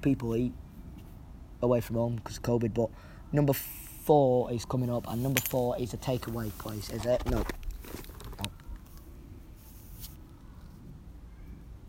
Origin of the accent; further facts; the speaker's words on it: Hyde, North West England, United Kingdom; I grew up in Hyde, and I love Hyde.